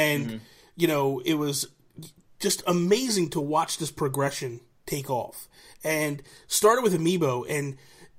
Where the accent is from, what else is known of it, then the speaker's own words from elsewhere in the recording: New Jersey, United States; I'm from Jersey